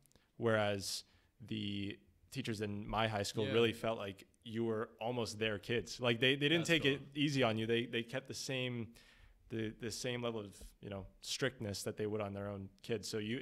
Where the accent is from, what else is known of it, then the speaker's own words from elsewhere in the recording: Orangeville, Ontario, Canada; moved away; in high schools in my hometown, which is, you know, back in Orangeville